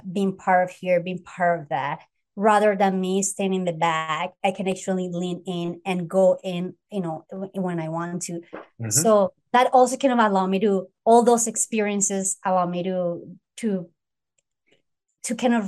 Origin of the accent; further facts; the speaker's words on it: United States; Well, no, I grew up here, so I consider, the states.